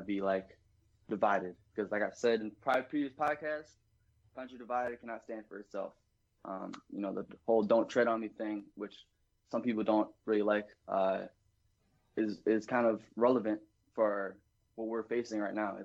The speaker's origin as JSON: {"language": "English", "region": "Wisconsin", "country": "United States", "said": "I'm from the Midwest, from Wisconsin"}